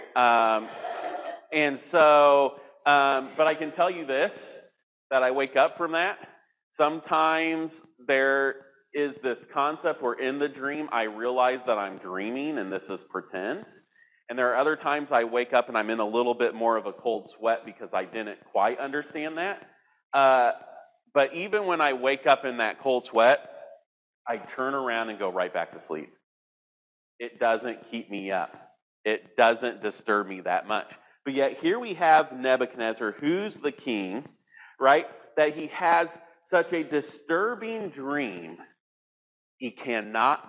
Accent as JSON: {"language": "English", "region": "Indiana", "country": "United States", "tie": "born or raised there", "said": "I grew up in Indiana, the heartland of America"}